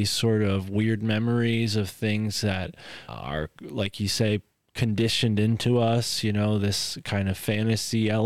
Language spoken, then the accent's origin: English; United States; It's part and parcel to growing up in the United States to have some kind of religious experience